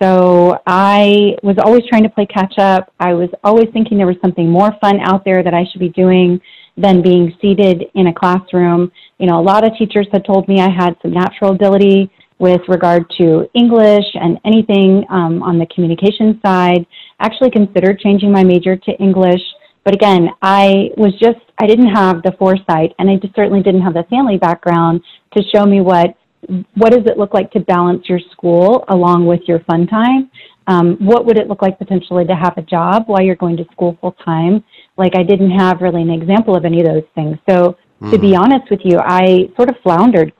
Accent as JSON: {"language": "English", "region": "Central Florida", "country": "United States", "tie": "born or raised there", "said": "I'm from Central Florida. I spent a lot of time outside of Orlando in a very small town"}